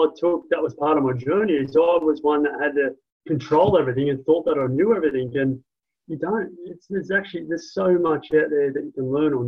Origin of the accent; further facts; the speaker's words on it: Sydney, New South Wales, Australia; also born or lived in Central Coast, New South Wales / Perth; now in Adelaide, Australia; I was born in Sydney, lived on the Central Coast, which is an hour north of Sydney. Lived in Perth and then came from Perth to here in Adelaide for business.